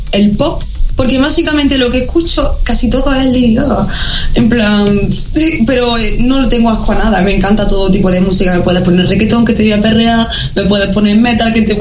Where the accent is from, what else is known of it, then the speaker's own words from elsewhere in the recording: Jaén, Andalusia, Spain; also born or lived in Córdoba / Basque Country; now in Granada, Spain; Y yo nací en Córdoba, luego estoy viviendo por el País Vasco, luego me he criado casi toda mi vida en Jaén y me he mudado hace un año a Granada.